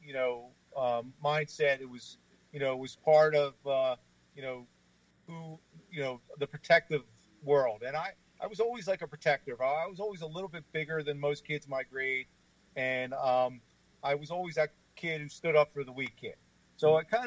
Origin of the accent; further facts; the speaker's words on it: Atlantic City, New Jersey, United States; I was born and raised in Atlantic City. You know, I graduated from Atlantic City High School